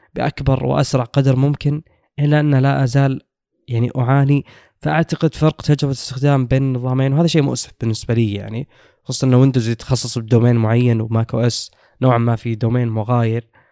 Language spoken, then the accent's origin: Arabic; Saudi Arabia; عندنا في السعوديه